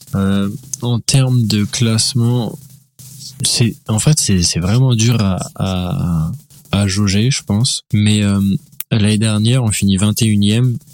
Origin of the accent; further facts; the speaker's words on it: Laval, Pays de la Loire, France; je viens de Laval